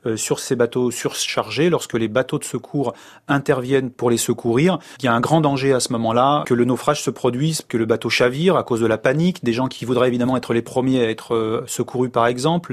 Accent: France; Si je suis né en France

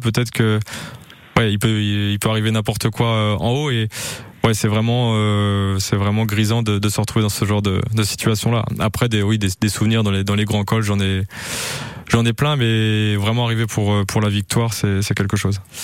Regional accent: France; on est français

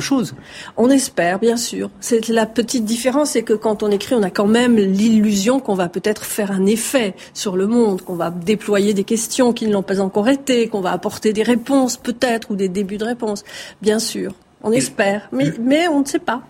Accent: Marseille, Provence-Alpes-Côte d'Azur, France; j'ai grandi à Marseille et je suis d'origine méditerranéenne

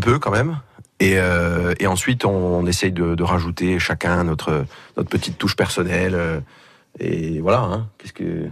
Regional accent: Tox, Corsica, France; au village chez moi à

